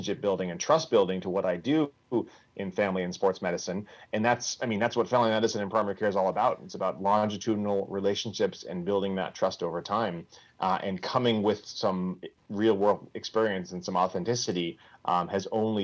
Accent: Vermont, United States; moved away; I'm originally from Vermont. I grew up there, went to a small undergraduate school up there.

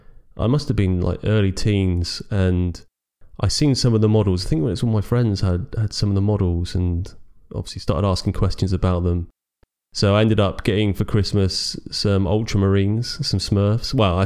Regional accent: United Kingdom; Well, we are British.

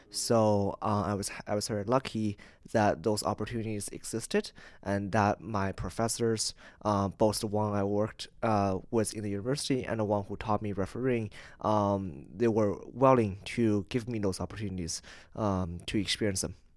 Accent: Canada; I'm from Canada, twelve, thirteen hours away on the opposite side of the world.

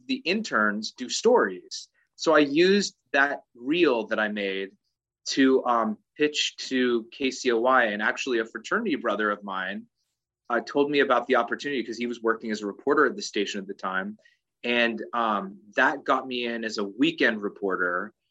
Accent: Agoura Hills, California, United States; also born or lived in Santa Monica, California / Burbank, California / Brentwood, California / Calabasas, California; growing up in Agoura Hills and Calabasas

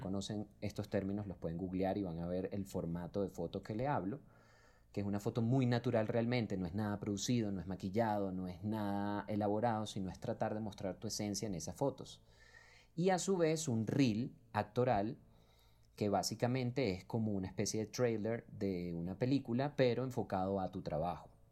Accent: Venezuela; now in Colombia; somos puros venezolanos detrás de este proyecto, que lo hicimos acá en Colombia

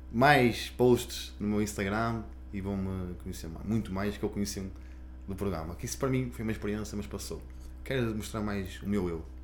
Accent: Gondomar, Porto District, Portugal; Eu sou do Porto, mas Vieste gosto muito de a minha terra, Porto, que é Gondomar.

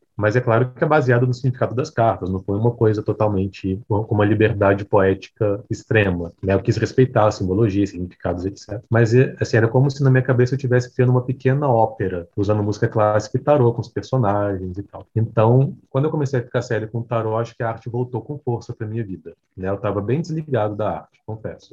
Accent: Vitória, Espírito Santo, Brazil; now in São Paulo, Brazil; eu não sou de São Paulo, eu moro em São Paulo, né? Mas eu sou de Vitória, Espírito Santo.

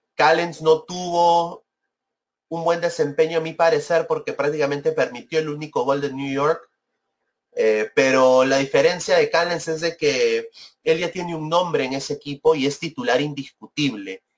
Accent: Peru; now in United States; soy peruano, quiero mi país

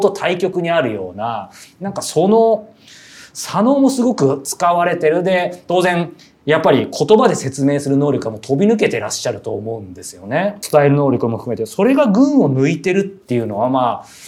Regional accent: Yokohama, Kanagawa, Japan; 地元 が横浜なんで

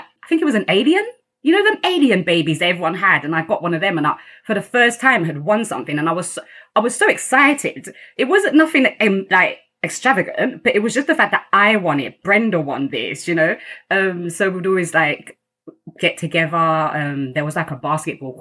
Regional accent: London, United Kingdom; also born or lived in Kampala, Uganda; I've grown up in Greenwich. I've never left Greenwich

